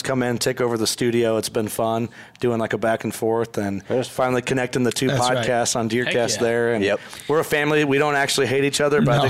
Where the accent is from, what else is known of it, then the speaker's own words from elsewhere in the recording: New Windsor, Illinois, United States; We're just south of the Quad Cities